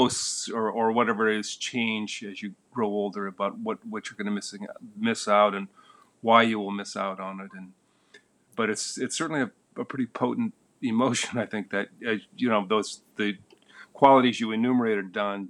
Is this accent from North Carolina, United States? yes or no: no; the Midwest, a little town in the middle of Michigan, United States; I grew up in the Midwest, which is known as the great American place to escape from